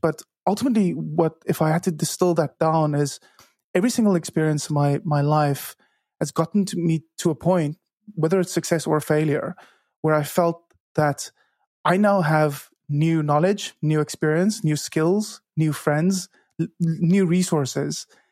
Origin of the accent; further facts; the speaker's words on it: Cape Town, Western Cape, South Africa; first language Afrikaans; English is a second language; I grew up in Cape Town, South Africa, where I still live